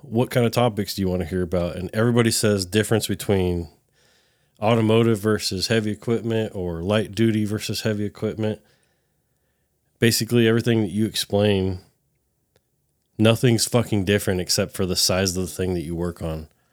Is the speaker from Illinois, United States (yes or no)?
no; California, United States; now in Texas, United States; I'm a Californian